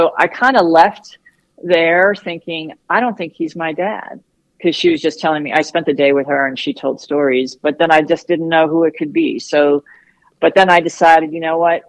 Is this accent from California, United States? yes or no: yes; San Francisco, California, United States; I was born in 63 in San Francisco.